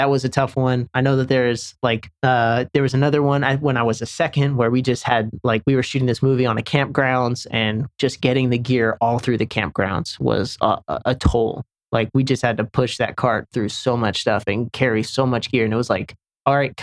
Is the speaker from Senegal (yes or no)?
yes; Senegal; moved away; also born or lived in Charlotte, North Carolina; where I grew up in Senegal, West Africa